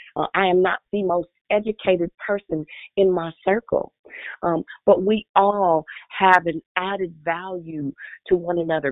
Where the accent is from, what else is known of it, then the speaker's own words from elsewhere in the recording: Richmond, United States; I'm from Richmond